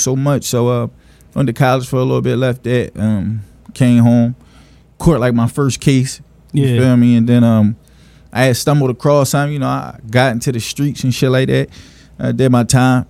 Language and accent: English; Philadelphia, Pennsylvania, United States; I'm from Philly. I be hearing a lot like he not from the city. Well, I am from Philly, southwest 56 and Malcolm. I just moved out to like the county. My mom had met somebody and moved to the county